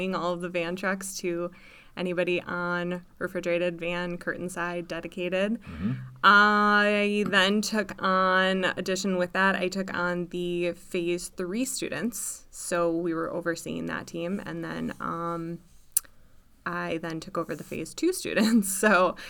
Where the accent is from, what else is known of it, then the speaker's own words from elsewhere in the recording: Stevens Point, Wisconsin, United States; also born or lived in Eau Claire; now in Marshfield, United States; I'm from Stevens Point, so about 40 miles away.